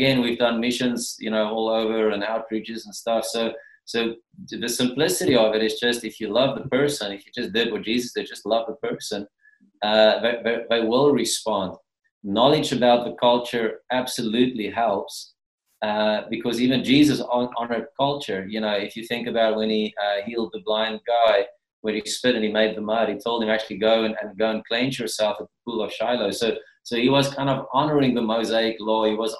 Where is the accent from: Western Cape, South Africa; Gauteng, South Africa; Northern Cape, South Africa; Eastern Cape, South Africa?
Gauteng, South Africa; moved away; because, you know, we come from Gauteng, so our contact with the cause, our culture has been zero up to we moved here, basically, you know.